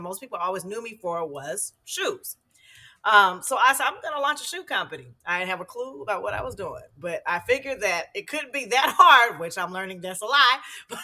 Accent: San Francisco, California, United States; I'm from the Bay Area, San Francisco originally

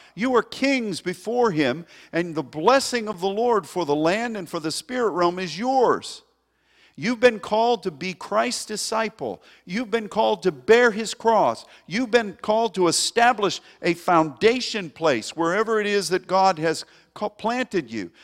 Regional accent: United States; As an American

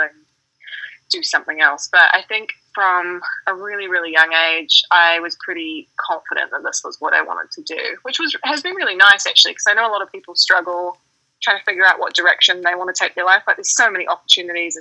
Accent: New Zealand; moved away as an adult; now in Denver, United States; growing up in New Zealand, I mean, I grew up in quite a small town, so like kind of on a farm

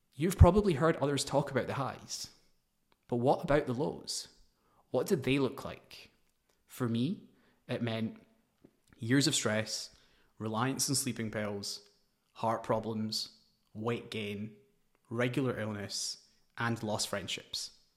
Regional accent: Glasgow, Scotland, United Kingdom; moved away as an adult; also born or lived in New Delhi / London; I was born in Glasgow, Scotland. After a few years, we moved to New Delhi, but my parents moved us back for a better education. I played tennis and cricket for Scotland in my teens

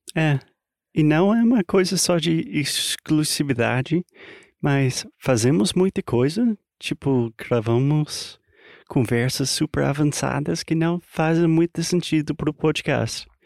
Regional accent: United States; Portuguese is a second language; moved away; also born or lived in Brazil; I'm an American learning Brazilian Portuguese

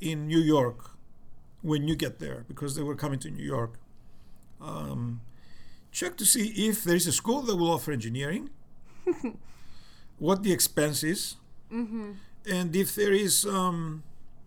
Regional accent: Cyprus; moved away as an adult

